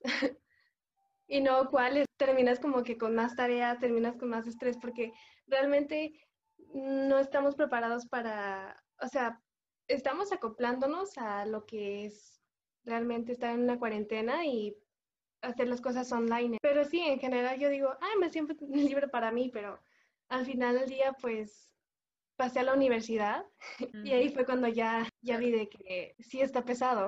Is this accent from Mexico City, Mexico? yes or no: no; Cocula, Jalisco, Mexico; soy de Cocula, Jalisco